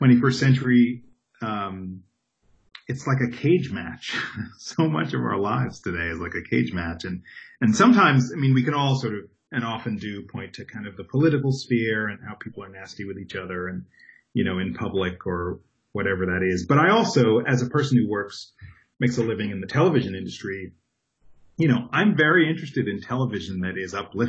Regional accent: Long Island, New York, United States; moved away as an adult; also born or lived in Brooklyn, New York / Upper Manhattan, New York; now in Los Angeles, United States; I grew up in New York, born in Brooklyn, grew up on Long Island, and lived in Upper Manhattan before I moved to L.A.

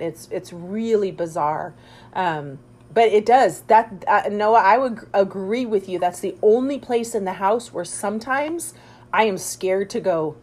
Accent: Las Vegas, Nevada, United States; growing up in Las Vegas

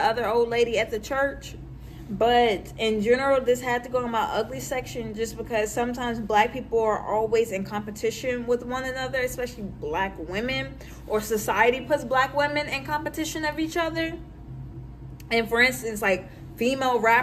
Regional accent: Louisville, Kentucky, United States; I grew up in the West End of Louisville

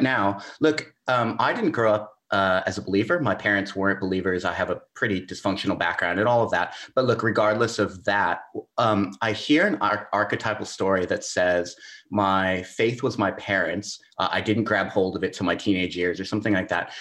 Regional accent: Southern California, United States; moved away as an adult; now in Melbourne, Australia; I grew up in Southern California thirty-something years of my life

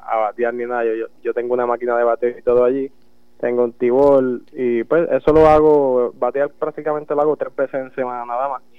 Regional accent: Jayuya, Puerto Rico; born or raised there; also born or lived in Utuado

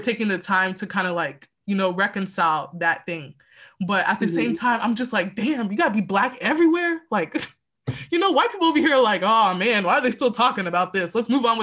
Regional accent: Texas, United States; also born or lived in Houston; I was born and raised in Texas

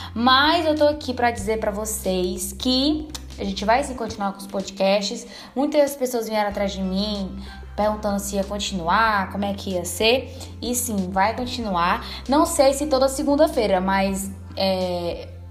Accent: Caucaia, Ceará, Brazil; also born or lived in Fortaleza; nunca viajei, saí nem daqui da Calcaia, que eu moro em Fortaleza, né? Então eu nunca saí de Fortaleza

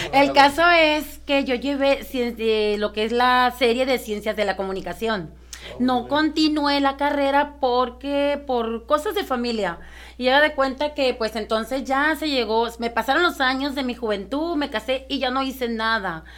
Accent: Ciudad Obregón, Sonora, Mexico; yo soy de Ciudad Obregón, Sonora

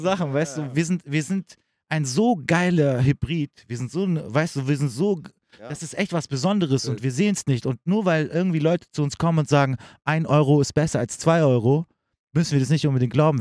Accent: Germany; ich sehe mich auf jeden Fall als Deutscher

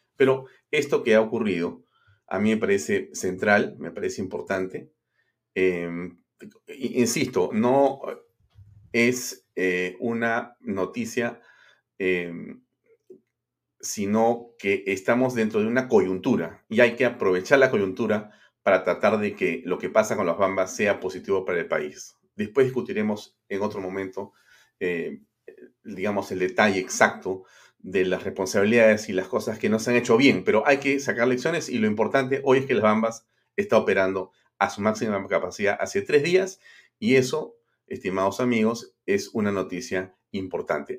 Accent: Peru; como peruanos

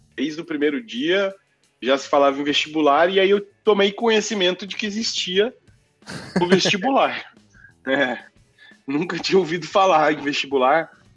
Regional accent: Mococa, São Paulo, Brazil; also born or lived in Rio de Janeiro / Poland; Eu nasci no dia 2, no dia 17 eu já estava em Mococa, e foi onde eu cresci

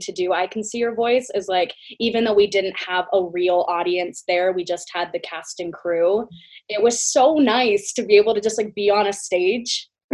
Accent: San Diego, California, United States; born or raised there

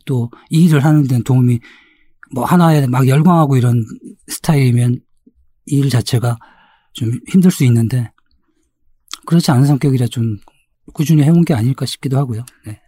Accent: South Korea; 저도 한국 사람이기 때문에

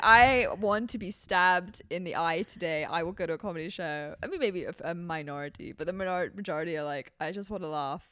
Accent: Hong Kong; moved away; growing up in Hong Kong when I was in Hong Kong

